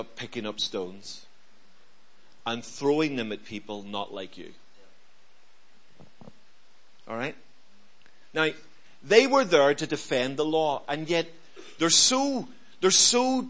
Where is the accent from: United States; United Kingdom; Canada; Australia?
United Kingdom; Belfast, Northern Ireland; I grew up in Belfast